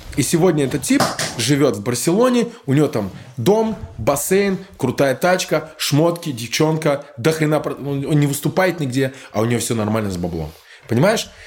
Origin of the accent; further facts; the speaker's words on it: Bamberg, Bavaria, Germany; moved away; also born or lived in Berlin; я вырос а, в Бамберге, рядом была казарма